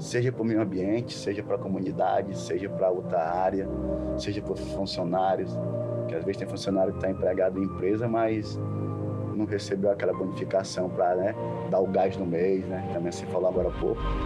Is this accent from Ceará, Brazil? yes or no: yes; Fortaleza, Ceará, Brazil; moved away as an adult; also born or lived in Rio de Janeiro; Praia de Tanzinho, onde nasci e me criei